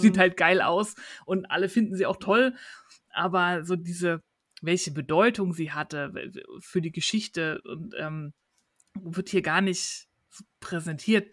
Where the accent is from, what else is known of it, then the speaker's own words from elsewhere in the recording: Germany; bei uns in Deutschland